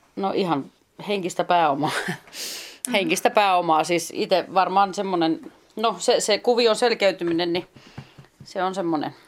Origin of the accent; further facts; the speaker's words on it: west coast, Finland; moved away as an adult; also born or lived in Hollola; now in Juuka, Finland; Ja länsirannikolta mä oon niin kotosi.